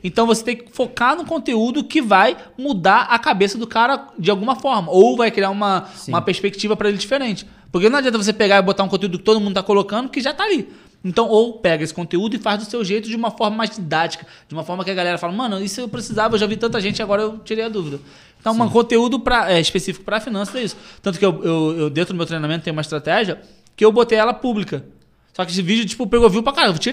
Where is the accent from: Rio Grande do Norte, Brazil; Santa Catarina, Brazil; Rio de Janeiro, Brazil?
Rio de Janeiro, Brazil; Nilópolis; moved away; also born or lived in Recreio dos Bandeirantes, Rio de Janeiro; Sou da Baixada, Nilópolis. Baixada